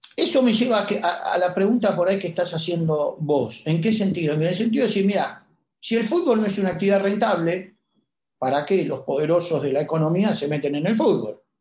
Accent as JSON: {"language": "Spanish", "country": "Argentina", "said": "somos los argentinos"}